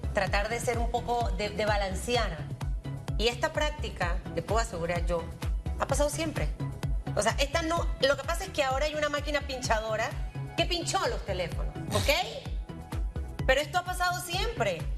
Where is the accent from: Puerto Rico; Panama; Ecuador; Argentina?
Panama; como panameña